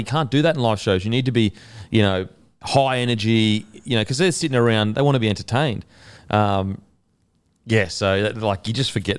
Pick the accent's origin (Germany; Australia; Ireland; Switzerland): Australia; And because we're Aussie, we don't know it.